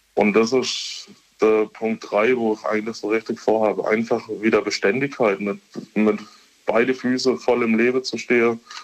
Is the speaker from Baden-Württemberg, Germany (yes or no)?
yes; Kaiserstuhl, Baden-Württemberg, Germany; accent: Kaiserstühlerisch; Ich komme gebürtig vom Kaiserstuhl